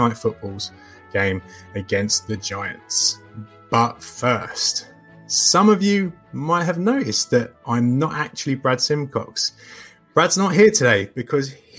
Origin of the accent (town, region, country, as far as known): United Kingdom